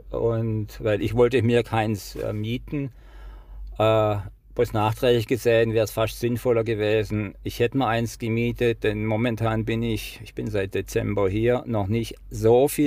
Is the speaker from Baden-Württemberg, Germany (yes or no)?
yes; Baden-Württemberg, Germany; accent: Swabian; mein schwäbischer Akzent ist jetzt nicht leugnbar.